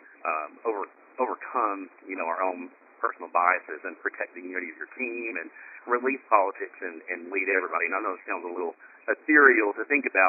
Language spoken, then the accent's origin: English; Appalachia, Tennessee, United States; I grew up in Tennessee, in the hills of Appalachia